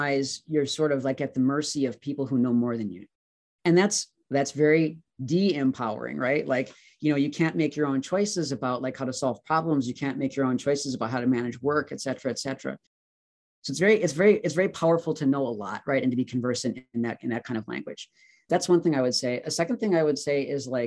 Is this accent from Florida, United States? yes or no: no; Wisconsin, United States; moved away as an adult; also born or lived in Virginia; I wanted to move back to Wisconsin. I was from Wisconsin. My parents still live in Milwaukee.